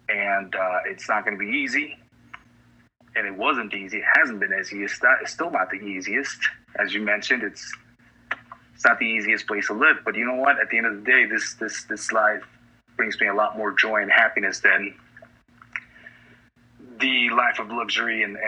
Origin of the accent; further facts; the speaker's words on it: Colombia; moved away; most people that I grew up with back in Colombia